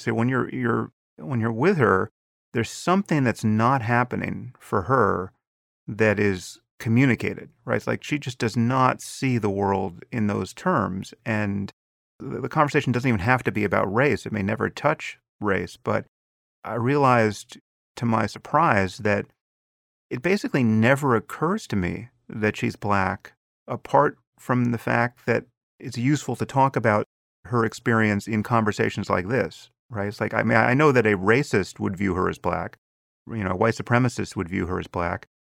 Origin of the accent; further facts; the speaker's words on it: United States; as an American